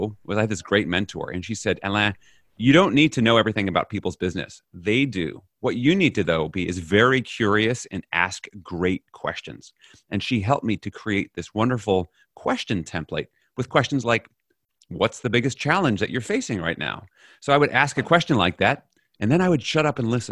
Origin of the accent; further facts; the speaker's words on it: New York City, New York, United States; moved away as an adult; now in Netherlands; I'm originally from New York City, grown up in New York and in the US. I now live in the Netherlands.